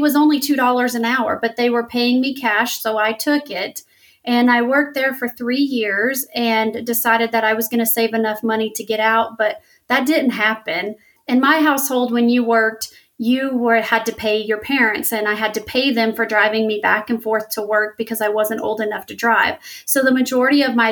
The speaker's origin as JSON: {"language": "English", "region": "Louisiana", "country": "United States", "tie": "born or raised there", "said": "I grew up in Louisiana here in the United States, and I grew up extremely poor"}